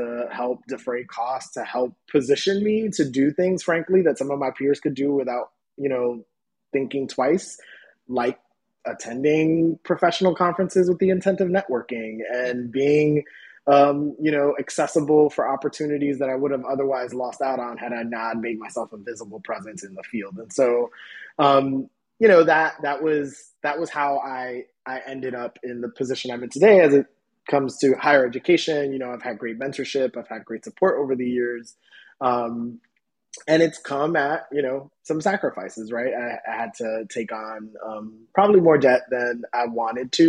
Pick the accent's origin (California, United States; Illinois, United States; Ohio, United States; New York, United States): New York, United States; New York City; I grew up in the South Bronx